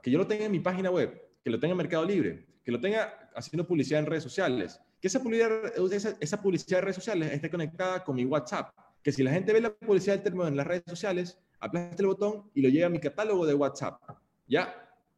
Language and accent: Spanish; Guayaquil, Guayas, Ecuador; Yo, como guayaquileño del siglo 21, año 91 que nací